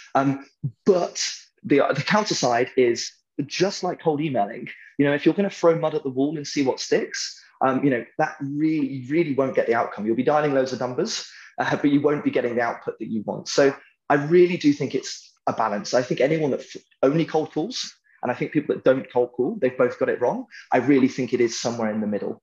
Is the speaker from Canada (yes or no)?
no; United Kingdom; I'm British